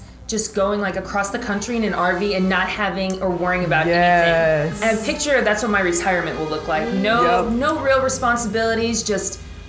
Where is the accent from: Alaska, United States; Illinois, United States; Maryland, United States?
Alaska, United States; moved away; And I'm from Alaska.